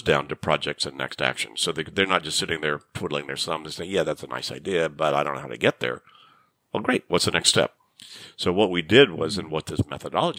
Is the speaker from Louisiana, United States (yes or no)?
yes; Shreveport, Louisiana, United States; I grew up in Shreveport, Louisiana, in the 50s and early 60s